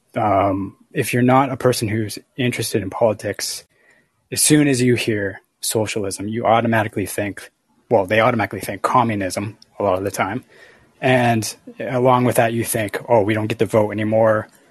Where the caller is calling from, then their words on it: Canada; I'm calling from Canada